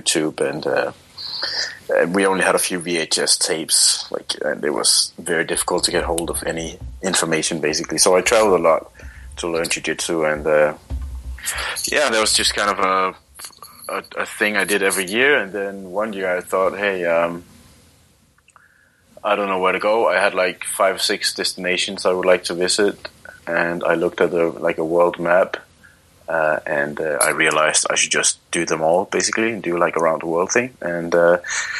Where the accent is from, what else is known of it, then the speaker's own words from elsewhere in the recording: Copenhagen, Capital Region of Denmark, Denmark; I'm from Copenhagen, Denmark